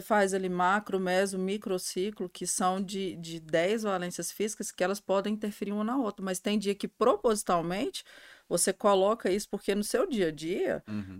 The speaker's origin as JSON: {"language": "Portuguese", "town": "Cristalina", "region": "Goiás", "country": "Brazil", "tie": "born or raised there", "also_born_or_lived": "Minas Gerais", "said": "a minha família é de Minas, né? Uh, e a gente mudei para cá muito novinha, uhum. quatro anos. E eu cresci em Cristalina"}